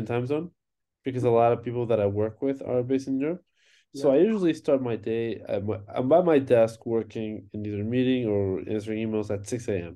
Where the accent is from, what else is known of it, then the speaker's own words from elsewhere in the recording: Tijuana, Baja California, Mexico; moved away; I'm originally from Mexico, where I grew up. Tijuana, Mexico